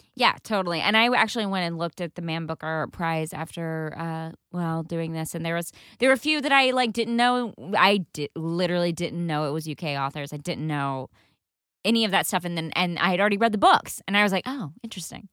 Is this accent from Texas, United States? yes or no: yes; Texas, United States; I grew up in Texas